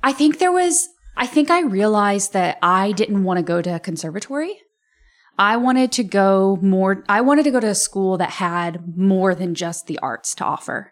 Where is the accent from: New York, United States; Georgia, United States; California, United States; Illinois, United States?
Illinois, United States; Rantoul; I'm from Rantoul